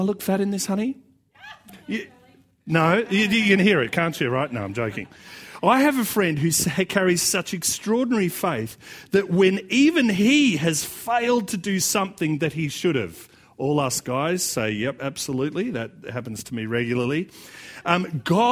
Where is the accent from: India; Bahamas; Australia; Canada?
Australia; accent: Australian; it's just going to be as Australian as it's going to get